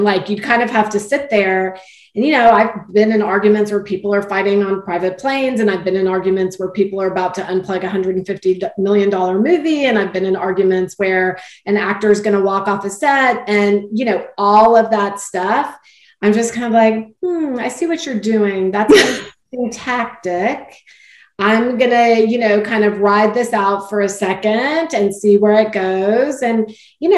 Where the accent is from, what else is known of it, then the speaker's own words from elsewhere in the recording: Texas, United States; I'm from Texas, I'm from, you know, the Southwest, South-ish, but, you know, I grew up with manners being a big part of my upbringing